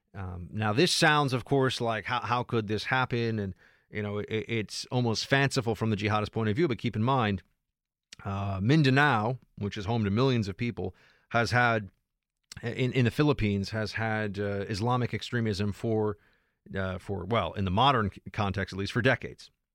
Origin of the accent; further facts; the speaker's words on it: New York City, New York, United States; moved away as an adult; I am a New York City, New York City guy